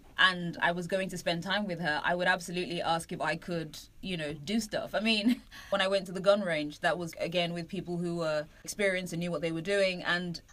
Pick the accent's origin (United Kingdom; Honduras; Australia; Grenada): United Kingdom; London; I'm British. I've never seen a gun. Right, seriously, I'm from East London